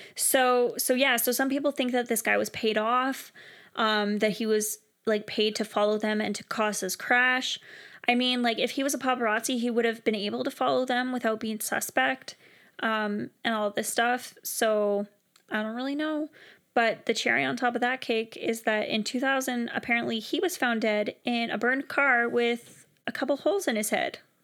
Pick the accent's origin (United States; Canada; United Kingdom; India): Canada; as a Canadian